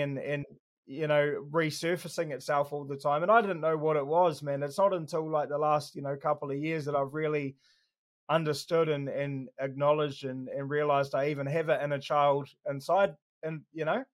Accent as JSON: {"language": "English", "town": "Christchurch", "region": "Canterbury", "country": "New Zealand", "tie": "born or raised there", "said": "I was born in Christchurch, um, Burwood Hospital."}